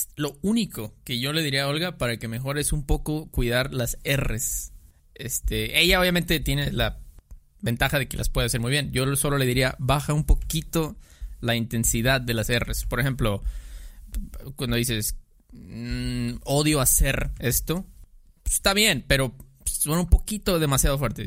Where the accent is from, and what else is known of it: Mexico